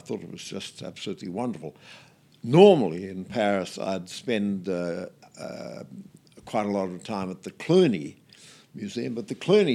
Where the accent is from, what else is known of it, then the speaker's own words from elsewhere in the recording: Geelong, Victoria, Australia; I was born in Geelong